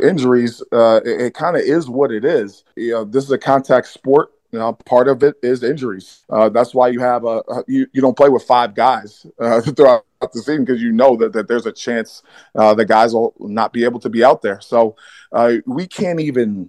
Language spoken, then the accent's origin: English; New York City, New York, United States; I'm from Brooklyn, New York.